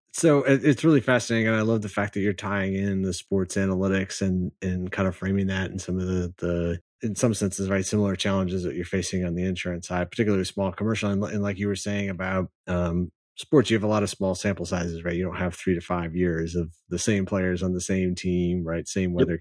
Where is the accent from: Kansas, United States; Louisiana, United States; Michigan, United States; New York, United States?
Michigan, United States; moved away as an adult; now in San Antonio, United States; I grew up in Michigan